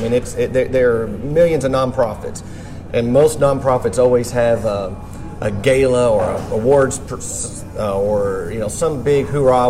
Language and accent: English; Kentucky, United States; moved away as an adult; now in Murfreesboro, United States; I was from Kentucky.